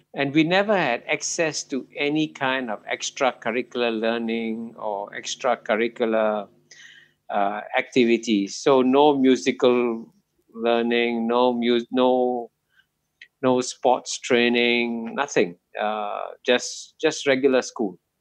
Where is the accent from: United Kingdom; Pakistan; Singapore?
Singapore; both of them landed up in Singapore in 1947, and I was born here uh, in 1948